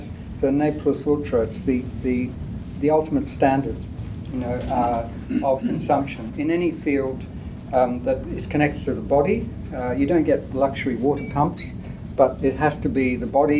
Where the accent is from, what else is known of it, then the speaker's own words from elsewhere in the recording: India; I grew up in India where this was still happening in the 50s